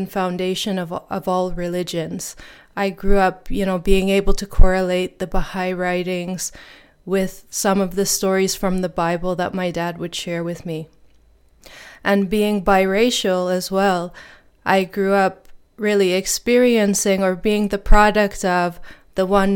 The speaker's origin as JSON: {"language": "English", "town": "Edmonton", "region": "Alberta", "country": "Canada", "tie": "born or raised there", "also_born_or_lived": "Toronto, Ontario / Lennoxville, Quebec", "said": "I grew up in Toronto, Ontario. That's where I was born. And then my family moved to Lennoxville, Quebec. And then we moved again when I was in grade 3 to Edmonton, Alberta."}